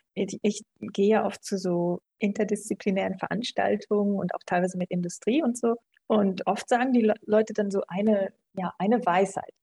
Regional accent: Germany; moved away as an adult; also born or lived in England; now in Vienna, Austria; Ich komme ursprünglich aus Deutschland, so Mitte nördlich, Nähe Münster, Nähe Osnabrück da oben.

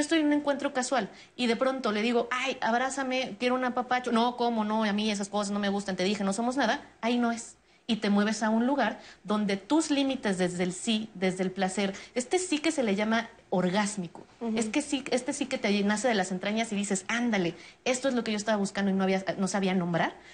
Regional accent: Mexico; una cultura como la mexicana, donde no sabemos decir no

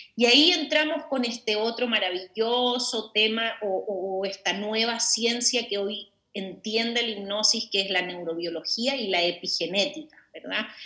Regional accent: Chile; moved away as an adult; now in Mexico; yo como bien dijiste soy una chilena, pero soy del mundo, de hecho vivo en México hace 10 años

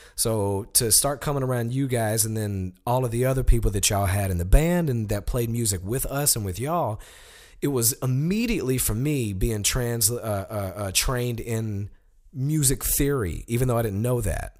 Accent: Sheffield, Alabama, United States; moved away; I'm from Sheffield, Alabama, which is a town that is directly connected to Muscle Shoals.

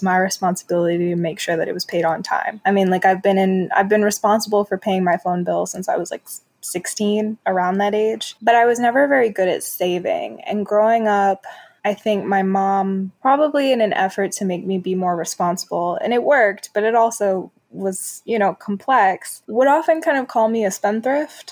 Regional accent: New York City, New York, United States; moved away; also born or lived in New Jersey / Chicago; I'm originally from New York City

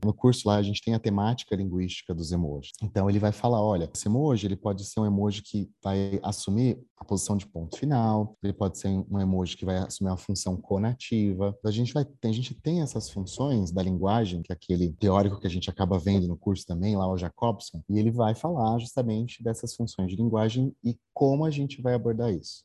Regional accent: Jandira, São Paulo, Brazil; moved away as an adult; also born or lived in Osasco; now in Belo Horizonte, Brazil; não sou mineiro, sou paulista, jandirense. Né? Nasci em, nasci em Osasco, mas morei sempre em Jandira com meus pais. Eu mudei para BH para trabalhar na Localiza

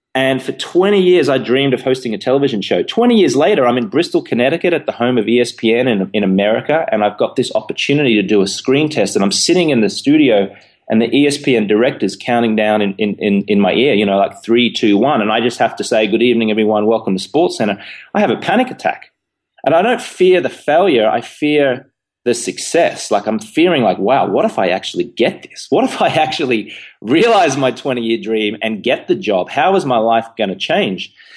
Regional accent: Australia; accent: Australian; moved away as an adult; also born or lived in London, United Kingdom; now in New York, United States; as you can tell from my, you know, silly accent, I'm Australian, born in Australia.

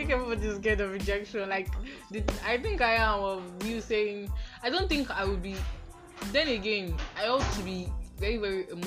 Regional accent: Edo, Nigeria; I'm from Edo State.

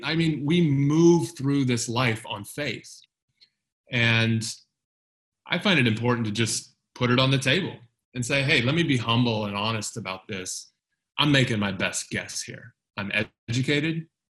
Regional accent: United States; moved away as an adult; I moved away from the United States shortly after the terrorist attacks on September 11th, 2001

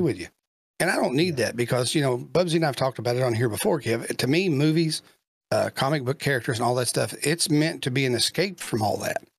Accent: Kentucky, United States; he's from my home state

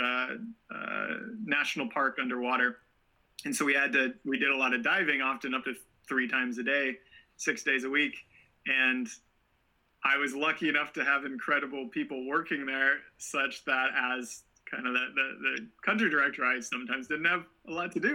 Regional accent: Portland, Oregon, United States; I grew up in Portland, so we didn't have waves right nearby, but we spent a lot of time on the coast.

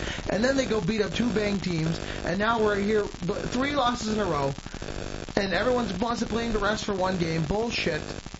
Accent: Dearborn, Michigan, United States; Dude, I'm not from Detroit. I'm from Dearborn.

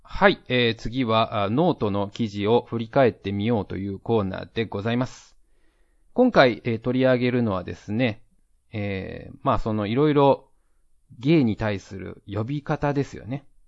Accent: Japan; now in Taiwan; 台湾人パートナーを持つ日本人

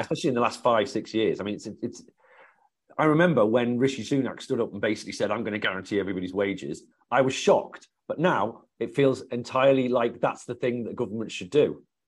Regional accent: the Northwest, North West England, United Kingdom; where I come from in the Northwest

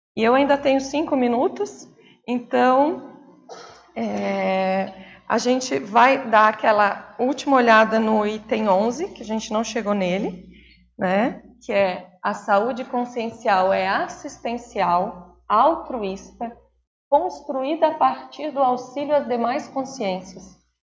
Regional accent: Brazil; enquanto brasileiros

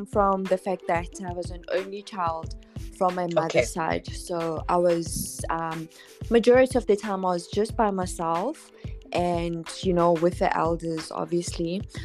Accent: Johannesburg, Gauteng, South Africa; also born or lived in Eastern Cape; I've spent most of my life here in Johannesburg, from primary school years, high school, all through to varsity, and now work.

